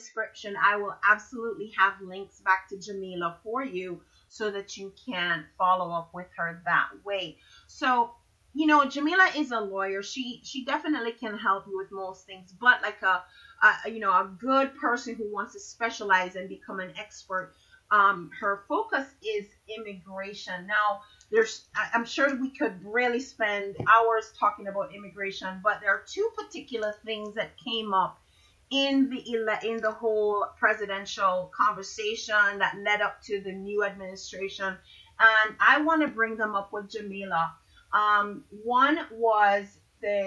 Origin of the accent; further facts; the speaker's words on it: Jamaica; now in Florida, United States; I'm from Jamaica